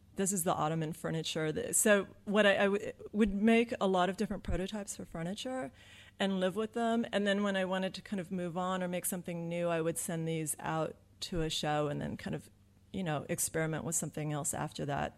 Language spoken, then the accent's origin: English; Southern California, United States; I'm from Southern California where it's really, really nice